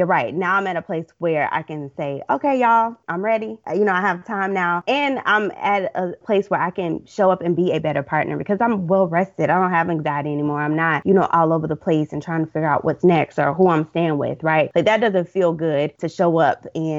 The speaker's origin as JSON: {"language": "English", "region": "Deep South", "country": "United States", "said": "My parents are hard workers. We're from the Deep South."}